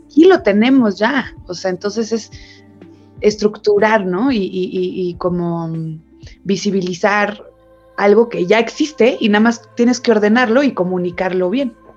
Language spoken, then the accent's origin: Spanish; Mexico; somos los mexicanos